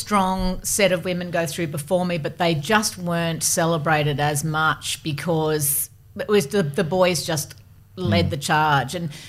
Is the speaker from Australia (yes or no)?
yes; Gosford, New South Wales, Australia; So I grew up in Gosford in a really moderate life.